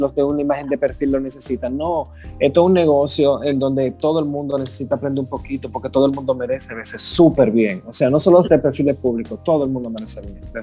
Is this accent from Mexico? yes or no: no; Higüey, La Altagracia, Dominican Republic; moved away as an adult; now in United States; yo soy de Higüey, yo, yo vine hace poco. Y me recuerdo, yo acabo de llegar a Estados Unidos, pero a mí me encanta decir que yo soy de Higüey